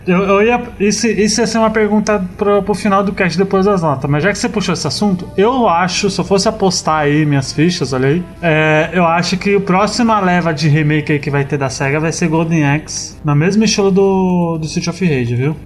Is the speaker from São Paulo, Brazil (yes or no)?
yes; São Paulo, Brazil; eu sou aqui da Zona Sul de São Paulo